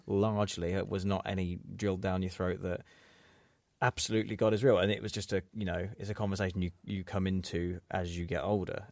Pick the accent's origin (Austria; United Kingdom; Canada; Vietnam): United Kingdom; England; we say as English people